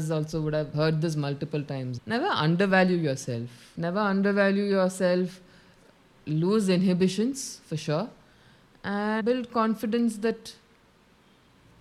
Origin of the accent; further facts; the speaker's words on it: Kerala, India; moved away as an adult; also born or lived in Bangalore; I was born and brought up in Kerala itself